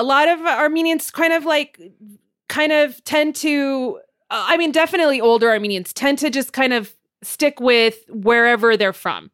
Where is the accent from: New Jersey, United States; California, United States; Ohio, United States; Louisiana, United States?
California, United States; Montebello; I'm from Montebello